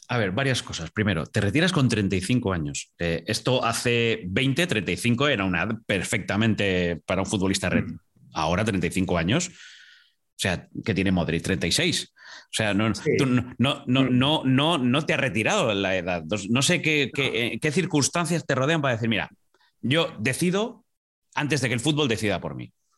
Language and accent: Spanish; Asturias, Spain; yo soy asturiano